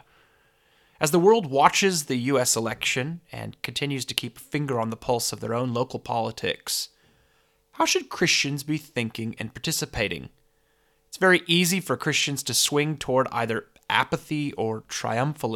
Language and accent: English; California, United States; now in Australia; It's great to have a conversation with somebody in my homeland, even in my home state. I miss California